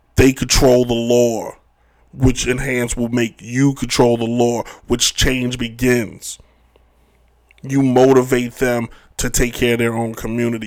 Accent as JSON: {"language": "English", "country": "United States", "said": "as an American"}